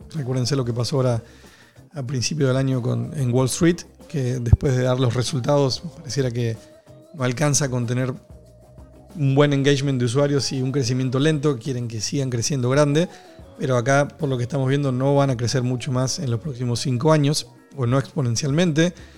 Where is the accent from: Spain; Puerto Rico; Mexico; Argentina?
Argentina; yo soy argentino